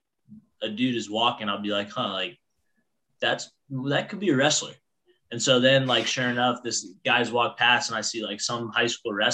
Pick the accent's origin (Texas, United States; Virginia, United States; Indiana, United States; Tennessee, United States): Indiana, United States; Southern; moved away; also born or lived in Pennsylvania; I'm from Southern Indiana, the state of Indiana, not Pennsylvania, Indiana